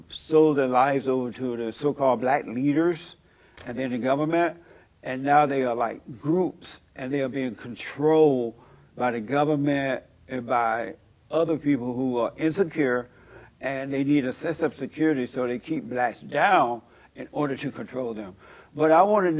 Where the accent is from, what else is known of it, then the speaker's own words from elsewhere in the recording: Alabama, United States; I was born in Alabama on a plantation